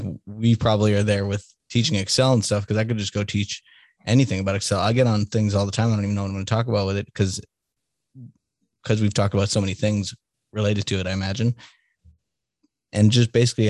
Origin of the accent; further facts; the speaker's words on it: Salem, Massachusetts, United States; also born or lived in Denver / Boston; now in Kansas City, United States; I grew up in Salem, Mass